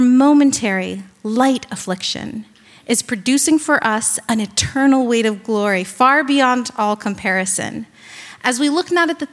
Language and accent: English; Virginia Beach, Virginia, United States; now in New York, United States; I'm originally from Virginia Beach